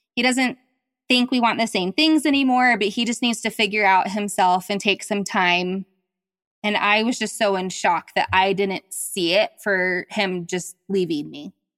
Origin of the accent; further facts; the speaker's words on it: the South, United States; I was raised in the South